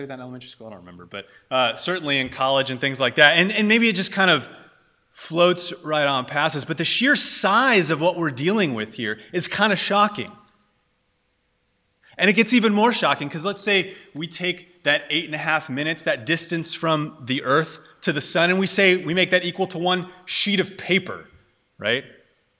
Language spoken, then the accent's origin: English; Southern California, United States; also born or lived in North Dakota; I was raised in Southern California, moved down here when I was about 3 years old, went to college down here